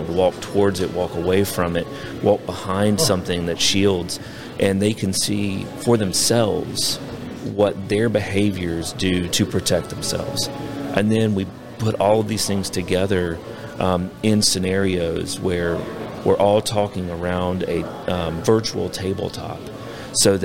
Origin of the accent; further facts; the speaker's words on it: South Carolina, United States; moved away as an adult; now in Oak Ridge, United States; I grew up in South Carolina